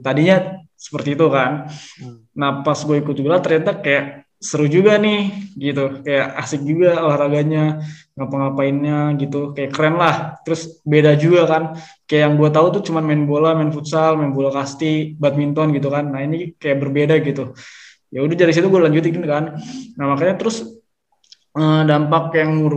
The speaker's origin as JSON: {"language": "Indonesian", "area": "Bogor Regency", "region": "West Java", "country": "Indonesia", "also_born_or_lived": "Jakarta", "said": "gue dari Kabupaten Bogor"}